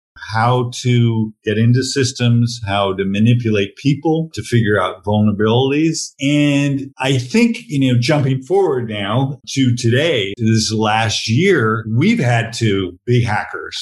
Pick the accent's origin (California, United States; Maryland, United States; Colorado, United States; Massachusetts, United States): California, United States; near San Francisco; I had an English father, but I grew up near San Francisco